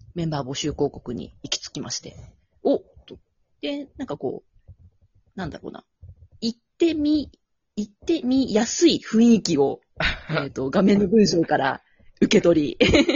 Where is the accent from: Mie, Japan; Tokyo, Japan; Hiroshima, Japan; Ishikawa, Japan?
Tokyo, Japan; also born or lived in Ibaraki; now in Okinawa, Japan; 茨城生まれ、なんだ、東京育ち、沖縄在住です。